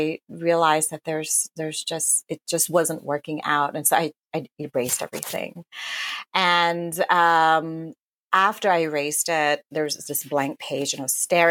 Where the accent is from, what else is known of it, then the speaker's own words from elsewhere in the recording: Thailand; moved away; I grew up in Thailand, though I'm not Buddhist